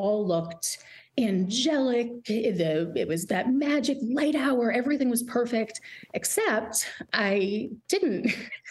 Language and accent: English; Swampscott, Massachusetts, United States; moved away; I'm from Swampscott